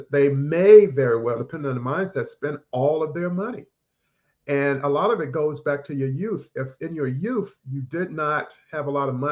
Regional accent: North Carolina, United States; I grew up in North Carolina, started out working in my parents' grocery store at the age of 10

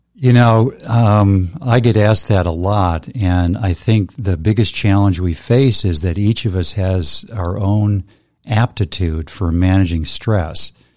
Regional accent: United States; being an American

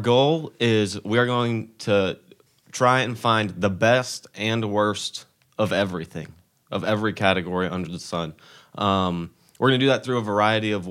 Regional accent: Medina, Tennessee, United States; I'm from Medina, Tennessee

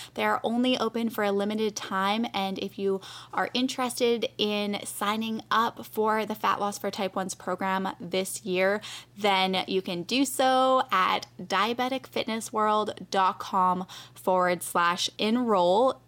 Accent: Canada; now in United States; I'm from Canada, too.

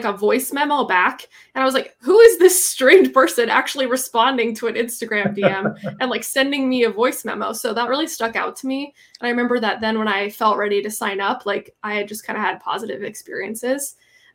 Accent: Minnesota, United States; now in Seattle, United States; I'm from Minnesota and I'm moving back there in the next year or two

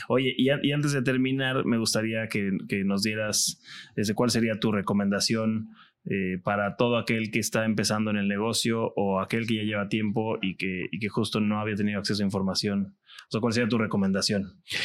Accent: Cancún, Quintana Roo, Mexico; yo soy de Cancún de toda la vida

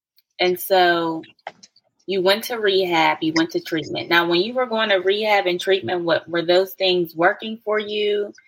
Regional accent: Pittsburgh, Pennsylvania, United States; I'm from Pittsburgh, PA, born and raised.

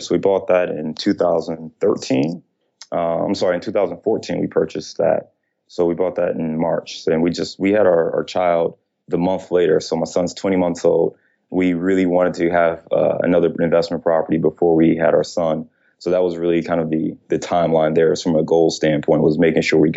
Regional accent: Cleveland, Ohio, United States; now in Chicago, United States; I'm from Ohio, so I'm a Clevelander

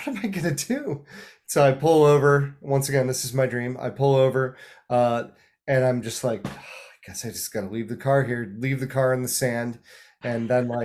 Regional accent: Los Angeles, California, United States; my hometown

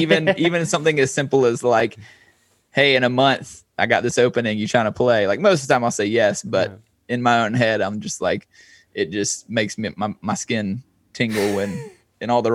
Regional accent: eastern North Carolina, United States; my hometown's about 2.5 hours east. It's kind of near the beach, and I'm kind of more centrally located now

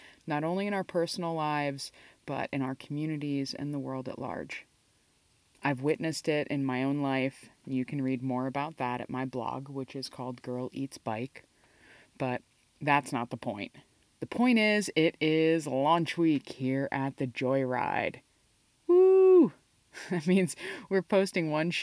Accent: New Jersey, United States; I'm a Jersey girl myself

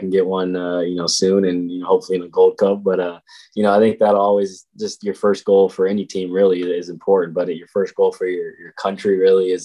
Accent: North Carolina, United States; now in Kansas City, United States; my family's from North Carolina. They're still in North Carolina

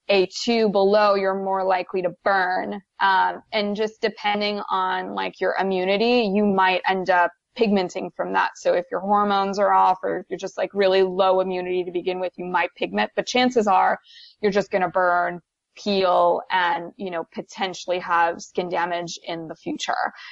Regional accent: Canada; now in United States; there's individuals like me where I'm from Canada. So I'm used to having different types of weather.

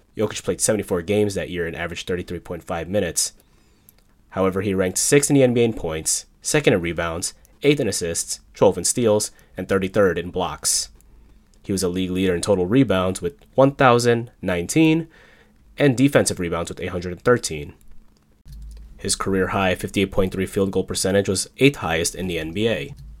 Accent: Chicago, Illinois, United States; my hometown team, the Chicago Bulls

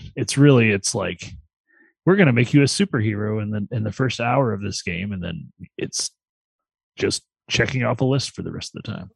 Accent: Vermilion County, Illinois, United States; Vermilion County where I'm from originally. I was born in Vermilion County, Illinois

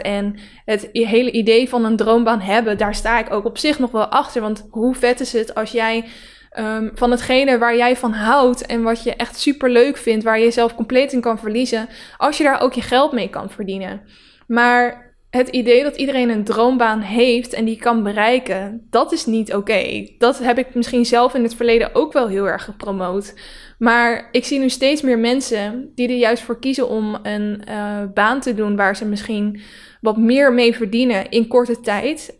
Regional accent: Netherlands; Het, het dorp waar ik vandaan kom, dat zijn alleen maar harde werkers. Die staan eigenlijk door heel Nederland zo ook zo bekend.

